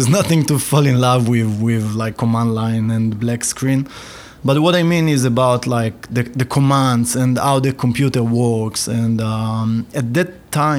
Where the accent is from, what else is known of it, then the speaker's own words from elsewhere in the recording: Ramat HaSharon, Tel Aviv District, Israel; I grew up near Tel Aviv in Ramat HaSharon.